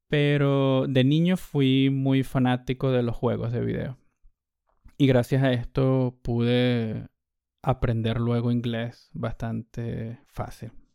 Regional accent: Caracas, Capital District, Venezuela; mi madre y yo nos mudamos de Caracas, empezamos a vivir en este pequeño pueblo donde montaba mucha bicicleta

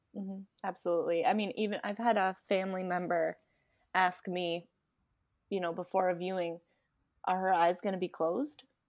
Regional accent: Rhode Island, United States; moved away as an adult; now in Florida, United States; Rhode Island

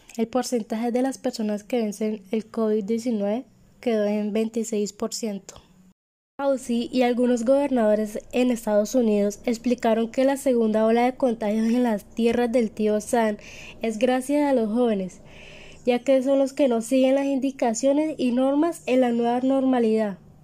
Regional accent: Colombia; mi país natal, Colombia

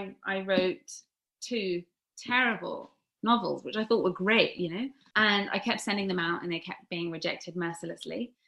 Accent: Sussex, South East England, United Kingdom; also born or lived in Los Angeles; I'm from Sussex, so I run the Brighton area, Lewis

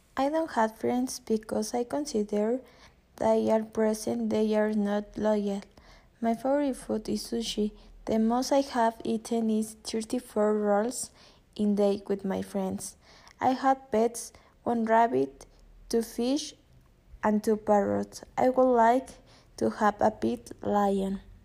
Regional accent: Mexico City, Mexico; English is a second language; I was born in Mexico City.

